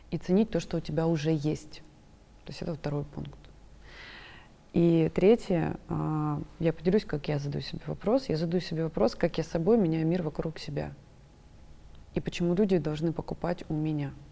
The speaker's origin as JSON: {"language": "Russian", "town": "Krasnodar", "region": "Krasnodar Krai", "country": "Russia", "said": "Я из Краснодара."}